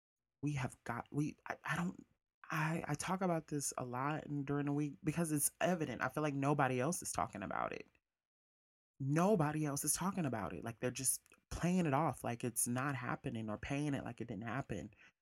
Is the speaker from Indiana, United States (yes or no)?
yes; South Bend, Indiana, United States; also born or lived in Mississippi; after we moved to Mississippi from South Bend, Indiana, our fathers weren't around.